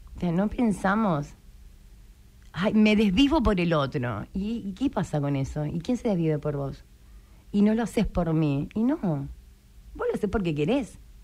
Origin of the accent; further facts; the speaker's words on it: Malvinas Argentinas, Buenos Aires, Argentina; Yo soy de Malvinas Argentina